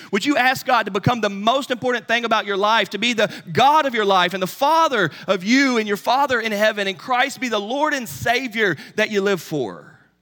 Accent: Charlotte, North Carolina, United States; When I was a kid growing up in Charlotte, North Carolina

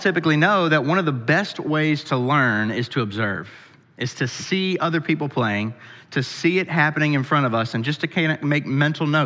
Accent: Pennsylvania, United States; now in Kentucky, United States; where I grew up in Pennsylvania

